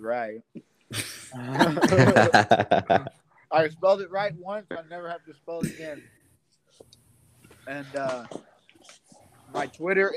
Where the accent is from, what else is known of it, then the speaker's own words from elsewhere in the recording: Kansas, United States; moved away as an adult; now in Iowa, United States; I am from Kansas City area, a small town called Baser, Kansas. That's where I graduated